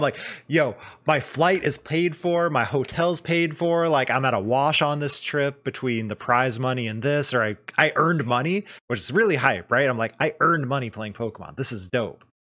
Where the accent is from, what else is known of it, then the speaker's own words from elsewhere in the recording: Arizona, United States; now in Seattle, United States; I grew up in Arizona and I moved up here